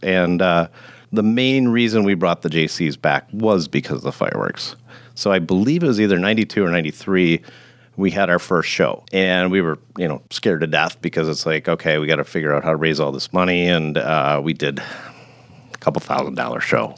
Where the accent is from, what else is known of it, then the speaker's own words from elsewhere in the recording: Grafton, United States; moved away as an adult; I originally grew up in Grafton, so I'm, uh, somewhat of a lifer